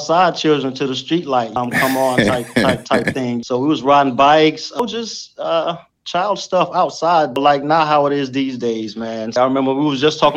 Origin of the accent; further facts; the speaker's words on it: Goldsboro, North Carolina, United States; moved away as an adult; also born or lived in Kinston, North Carolina; now in Berlin, Germany; Actually, I was born in Kinston, North Carolina. But when I was 5 years old, we moved to Goldsboro also. And that's where I was raised